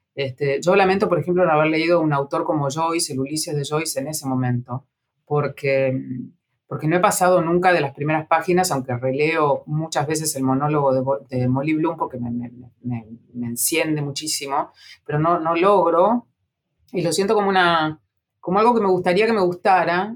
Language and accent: Spanish; Junín, Buenos Aires Province, Argentina; now in Buenos Aires, Argentina; de Junín, la ciudad donde yo nací, y también de Buenos Aires, la ciudad donde yo vivo